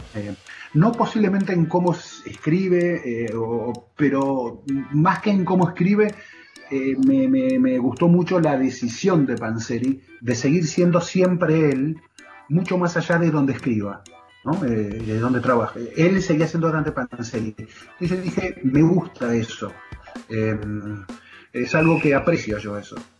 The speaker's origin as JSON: {"language": "Spanish", "country": "Argentina", "said": "los argentinos decimos mala leche"}